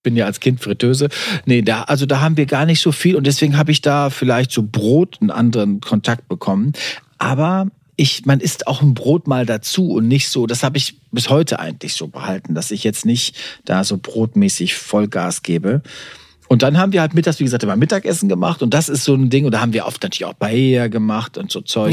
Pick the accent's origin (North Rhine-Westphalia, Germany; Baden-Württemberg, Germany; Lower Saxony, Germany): North Rhine-Westphalia, Germany; Warendorf; wir sind ja Pferdekinder, wir kommen aus Warendorf.